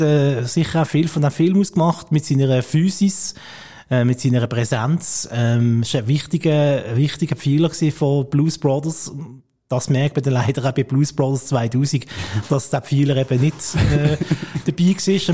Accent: Basel, Basel-Stadt, Switzerland; als Basler

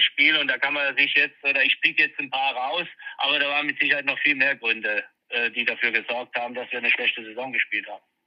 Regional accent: Mannheim, Baden-Württemberg, Germany; born or raised there

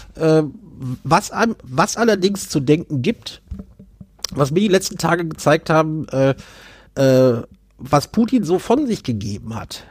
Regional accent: Germany; wir als Deutsche

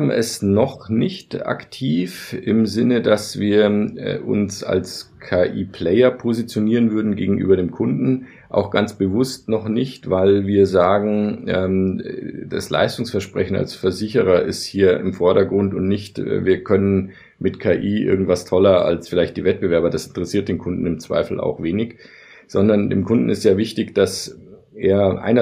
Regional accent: Bavaria, Germany; ich komme selber aus Bayern, dass man vielleicht lieber mit einem Bayern spricht

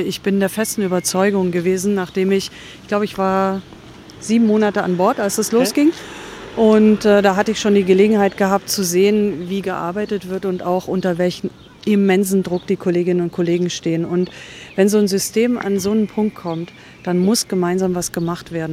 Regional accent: Reutlingen, Baden-Württemberg, Germany; also born or lived in Cologne; now in Berlin, Germany; ich komme aus Reutlingen

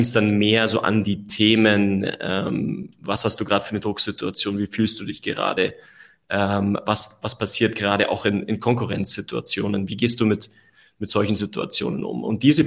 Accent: Allgäu, Bavaria, Germany; ich bin gebürtiger Allgäuer. Ja, habe ähm, da eine tolle Kindheit erlebt

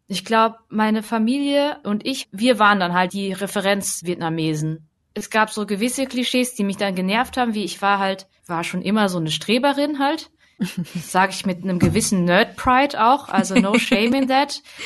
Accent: Hemsbach, Baden-Württemberg, Germany; die vierte Ecke ist Hemsbach oder so, wo ich halt zur Schule gegangen bin

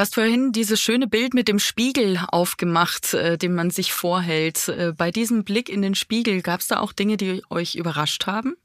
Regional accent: Bavaria, Germany; ich komme aus Bayern. Bei uns in Bayern

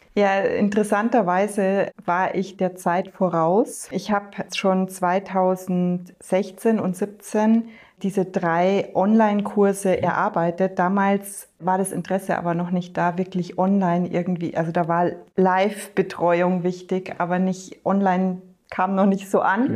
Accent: north of Munich, Bavaria, Germany; ich bin im Norden Münchens aufgewachsen, in einem Hotel

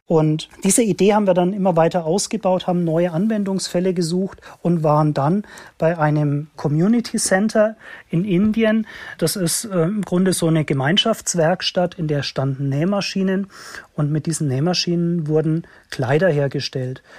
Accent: Germany

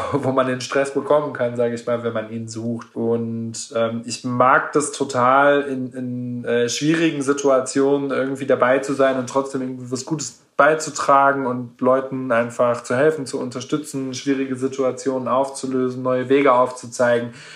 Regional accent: Gelsenkirchen, North Rhine-Westphalia, Germany; now in Stuttgart, Germany; Gelsenkirchen ist ja meine Heimatstadt, in der ich meine Jugend erlebt habe, meine Kindheit erlebt habe

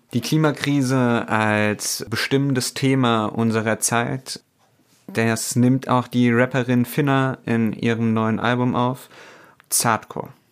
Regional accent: Germany; bei uns in Deutschland

